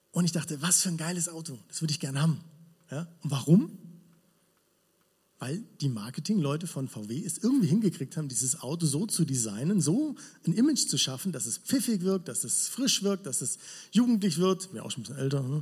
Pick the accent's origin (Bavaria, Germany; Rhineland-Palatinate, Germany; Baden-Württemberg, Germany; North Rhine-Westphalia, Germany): Baden-Württemberg, Germany; Villingen; Ja, ich komme aus Villingen, habe ich schon gesagt. Und es ist cool dort.